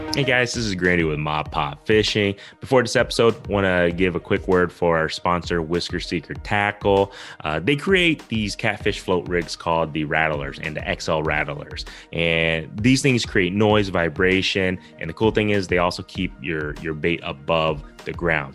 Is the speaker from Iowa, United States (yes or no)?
yes; Iowa, United States; we're all from Iowa